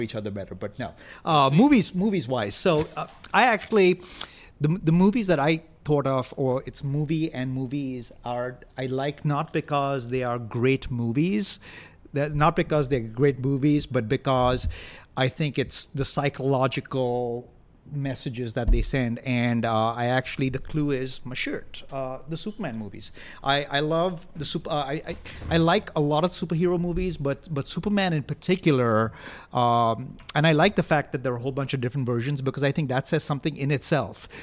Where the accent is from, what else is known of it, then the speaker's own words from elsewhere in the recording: Mumbai, Maharashtra, India; now in United States; I was born in Bombay, but I'm an American citizen